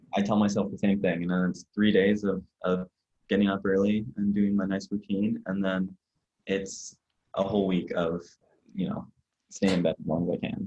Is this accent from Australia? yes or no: no; Ottawa, Ontario, Canada; also born or lived in London, Ontario; I'm in London, Ontario, Canada right now, oh. but I'm oh. from Ottawa, the capital